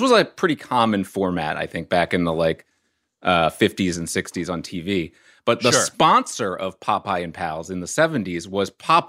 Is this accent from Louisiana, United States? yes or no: yes; New Orleans, Louisiana, United States; And, I'm from New Orleans.